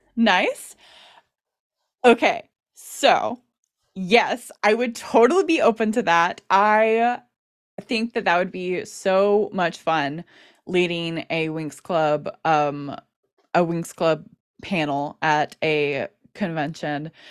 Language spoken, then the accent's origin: English; United States; being an American Wings fan